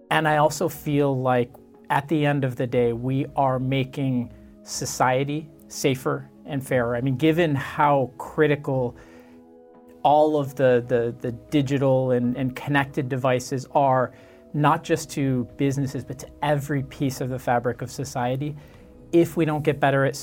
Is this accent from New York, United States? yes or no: no; Michigan, United States; moved away as an adult; For me, I grew up in Michigan, um, which is a, a, state in, in the Midwest, um, and it's a much quieter place.